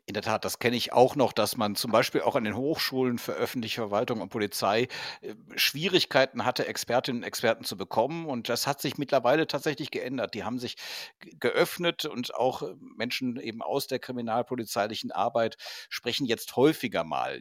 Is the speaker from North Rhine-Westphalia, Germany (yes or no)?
yes; Cologne, North Rhine-Westphalia, Germany; ich bin aus Köln irgendwie nie so richtig rausgekommen, war aber letztens nochmal in Köln-Porz-Zündorf an meinem alten Gymnasium